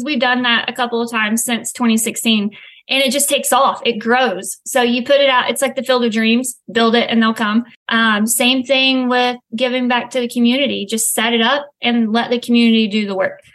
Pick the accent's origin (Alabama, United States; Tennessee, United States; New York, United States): Tennessee, United States; moved away as an adult; now in Florida, United States; born and raised in Tennessee, moved down here for college